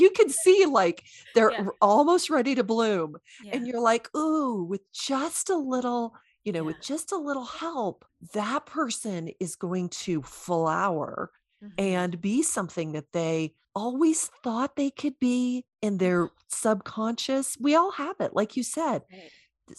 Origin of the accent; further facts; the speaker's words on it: the Bible Belt, United States; I don't have the accent anymore, but I am from the Bible Belt.